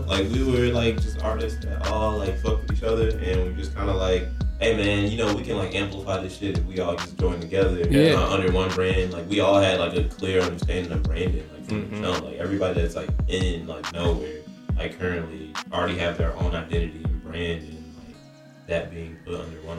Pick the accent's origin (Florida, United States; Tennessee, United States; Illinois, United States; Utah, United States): Illinois, United States; Like, Nova, Illinois.